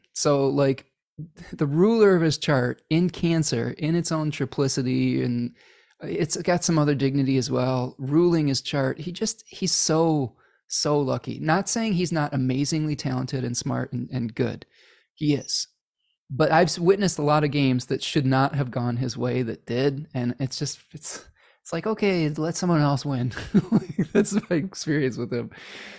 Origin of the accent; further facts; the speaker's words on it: Chicago, Illinois, United States; I was a little bit partial to the Blackhawks growing up in Chicago, when they were really good at that point.